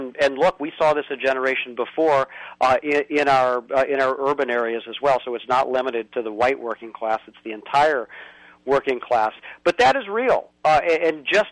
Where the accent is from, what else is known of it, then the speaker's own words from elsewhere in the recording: Indiana, United States; my home state of Indiana